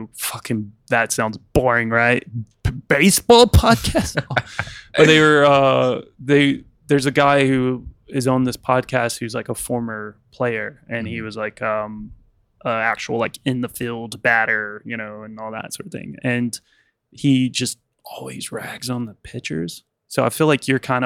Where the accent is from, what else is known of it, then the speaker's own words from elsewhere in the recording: United States; now in United Kingdom; I'm from America